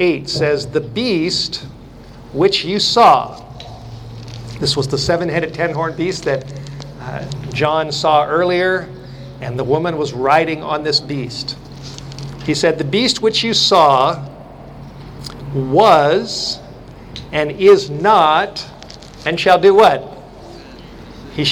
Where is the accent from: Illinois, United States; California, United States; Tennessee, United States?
California, United States; moved away; to be back in California, to be in my home state, to be not far from where I went to school